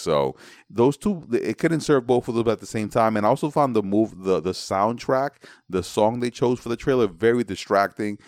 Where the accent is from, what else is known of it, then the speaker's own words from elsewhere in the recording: New York City, New York, United States; also born or lived in Manhattan / Brooklyn; I'm from the Bronx. I was born in Manhattan. I live in Brooklyn